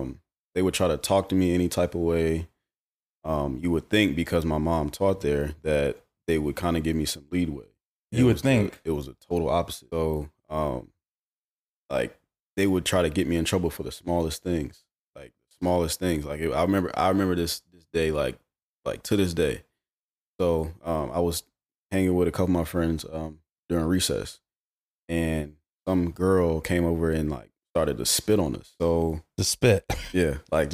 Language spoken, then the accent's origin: English; Charlotte, North Carolina, United States; Yeah, from Charlotte. Born and raised.